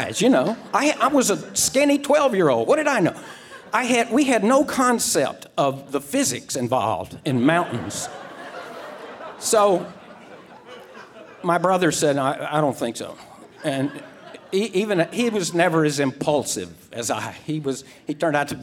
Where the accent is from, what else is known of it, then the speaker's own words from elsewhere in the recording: Mississippi Gulf Coast, United States; I grew up on the Mississippi Gulf Coast, which is really marshy and like mud puddle flat.